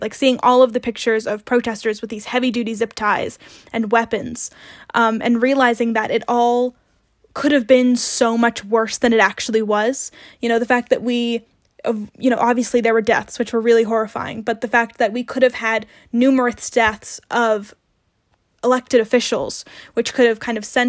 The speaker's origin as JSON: {"language": "English", "town": "Greentown", "region": "Pennsylvania", "country": "United States", "tie": "born or raised there", "lives_now": "Washington, D.C., United States", "said": "I'm a freshman majoring in political science here at TW. I'm recording this episode from my hometown in Greentown, Pennsylvania"}